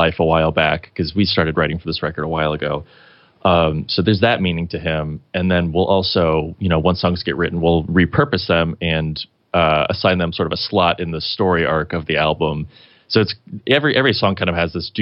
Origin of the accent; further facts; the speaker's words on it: Kirklin, Indiana, United States; his and my hometown, Kirkland, Indiana